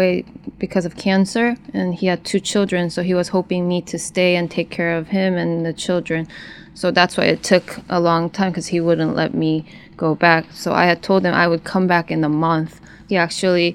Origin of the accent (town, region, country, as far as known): North Korea; born or raised there; moved away as an adult